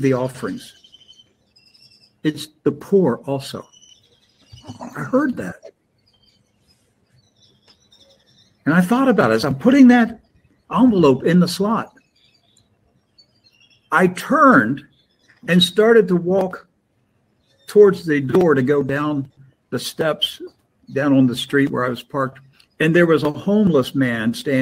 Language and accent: English; Maryland, United States; now in Florida, United States; I grew up in Maryland, and our winters were not like Florida